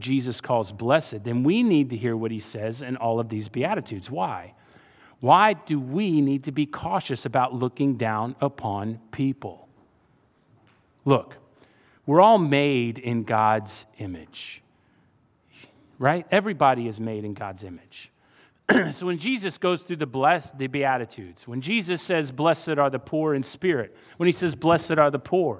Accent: Virginia, United States; also born or lived in Saudi Arabia / Iran; I grew up in Saudi and then Iran and then Northern Virginia.

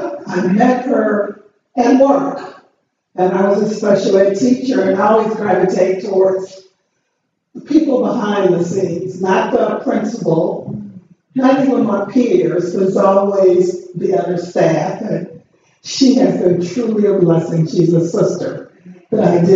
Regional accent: Chicago, Illinois, United States; also born or lived in the South (US); I was born in the South, but I was raised in Chicago

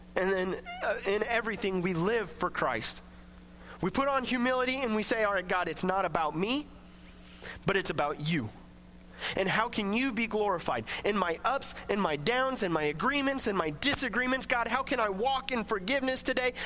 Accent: Coffeyville, United States; I grew up in Coffeeville

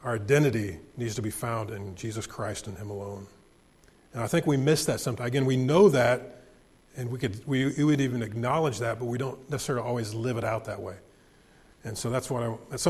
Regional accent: United States; I love the United States of America, and I'm thankful I was born in this country

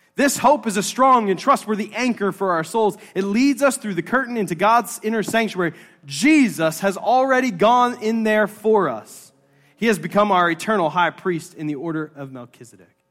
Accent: United States; us as American Presbyterians, we are a Presbyterian church

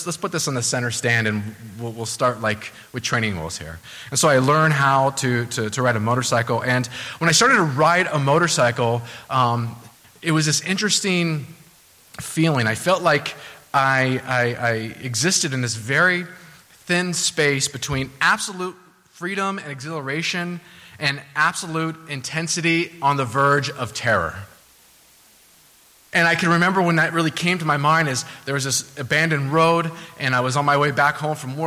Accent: Southern California, United States; now in New England, United States; I'm from Southern California, so weather's excellent there for the most part.

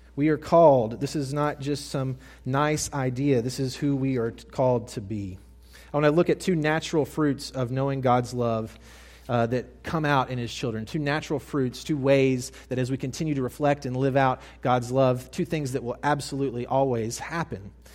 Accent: Mississippi, United States; I moved from North Mississippi to South Mississippi as a high school boy

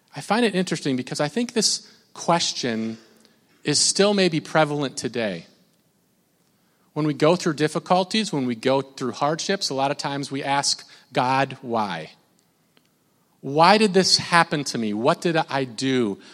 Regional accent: Minnesota, United States; I'm from Minnesota

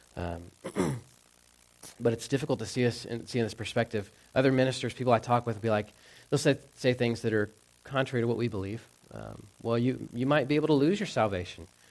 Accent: Texas, United States; moved away; growing up in the South, um, we had lakes, but they were all man-made. I didn't get like how cool or magnificent like lakes could be. In Texas

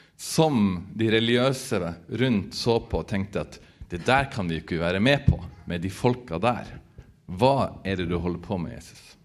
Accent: Northern Norway, Norway; jeg vokste opp på bygda i Nord-Norge

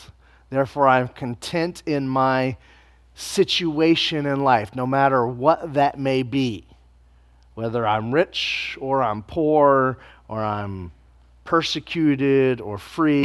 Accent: United States

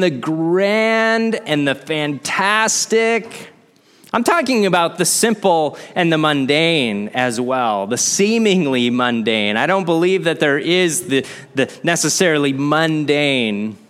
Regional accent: Midwest, United States; growing up in the Midwest

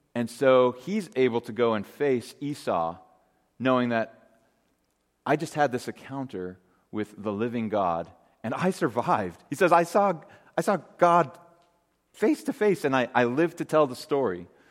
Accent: Great Falls, Montana, United States; growing up in Great Falls, Montana

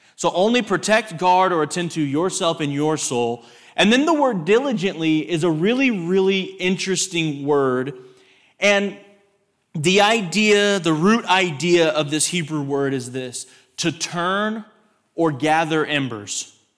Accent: Texas, United States; I grew up in Texas

